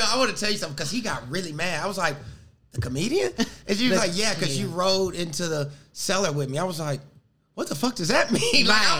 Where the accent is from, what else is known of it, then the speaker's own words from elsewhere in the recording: Jamaica; I am Jamaican.